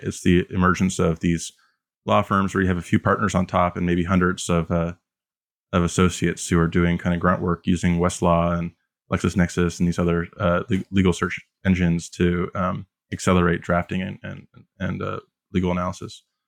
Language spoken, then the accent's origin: English; Canada; as a Canadian